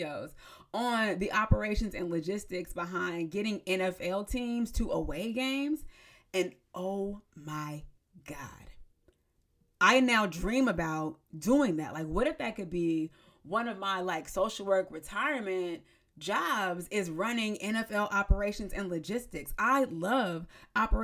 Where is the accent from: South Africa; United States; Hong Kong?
United States; San Diego, California; moved away; I moved away from home. So like once I moved away from San Diego